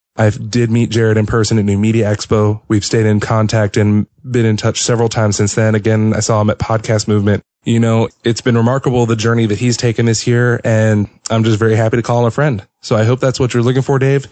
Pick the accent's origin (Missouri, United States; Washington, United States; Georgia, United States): Georgia, United States; Atlanta; I am from Atlanta